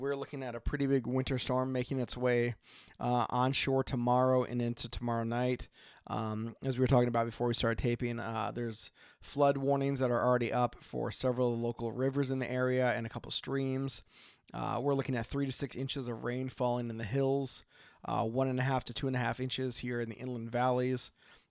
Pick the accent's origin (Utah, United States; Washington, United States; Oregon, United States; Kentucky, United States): Oregon, United States; from Oregon.